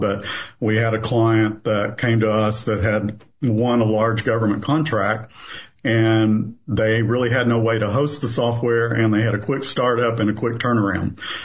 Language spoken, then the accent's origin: English; southeastern Kentucky, United States; moved away as an adult; also born or lived in Louisville, Kentucky; now in Knoxville, United States; I was born in Louisville, Kentucky. I grew up in southeastern Kentucky